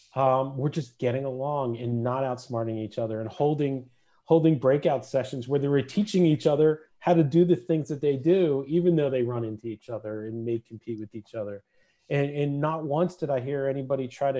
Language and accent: English; New Jersey, United States; moved away as an adult; also born or lived in Seattle / Massachusetts; now in Pennsylvania, United States; I grew up in New Jersey. Uh, I live here in Pennsylvania, just over the border now, but uh, grew up on the East Coast, spent first 30 or so years of my life on the East Coast